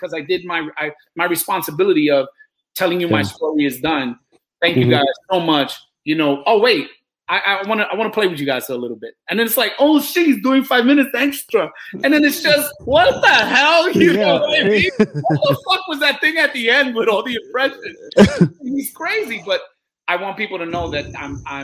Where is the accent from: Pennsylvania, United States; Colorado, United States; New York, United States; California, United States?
New York, United States; New York City; I'm from New York City